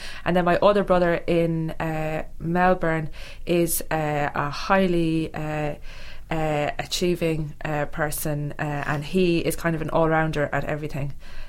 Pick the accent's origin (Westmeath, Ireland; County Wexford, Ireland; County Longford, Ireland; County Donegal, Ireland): Westmeath, Ireland; Athlone; I'm from Athlone in the Midlands of Ireland.